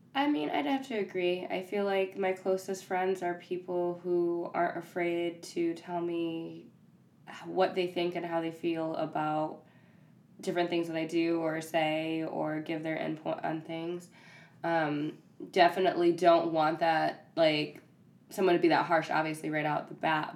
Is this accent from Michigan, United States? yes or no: yes; Ypsilanti, Michigan, United States; I'm also from Michigan, Ypsilanti area